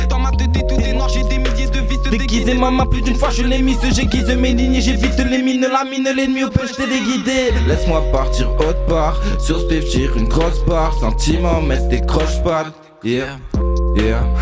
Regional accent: Nantes, Pays de la Loire, France; Nantes 44.

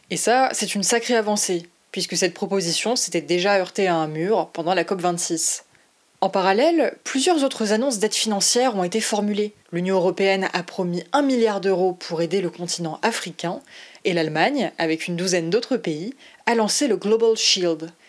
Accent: Côte d’Ivoire; now in France; je suis issue de l'immigration. Je suis de Côte d'Ivoire et ça fait une dizaine d'années que je suis en France.

